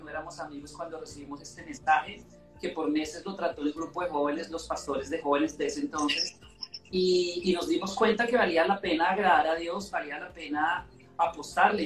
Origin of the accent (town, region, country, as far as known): Bogotá, Colombia; born or raised there